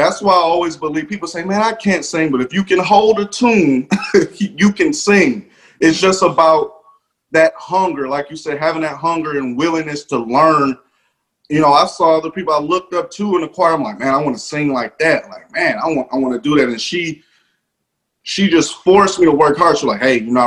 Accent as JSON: {"language": "English", "town": "Detroit", "region": "Michigan", "country": "United States", "tie": "born or raised there", "said": "it all started back in Detroit, Michigan. I'm actually from Detroit"}